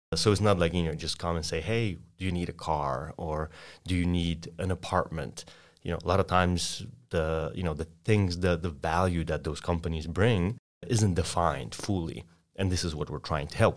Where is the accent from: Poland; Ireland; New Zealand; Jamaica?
Poland; English is a second language; moved away as an adult; also born or lived in Austin, Texas; Sorry for my accent, but I'm an exchange student from Poland.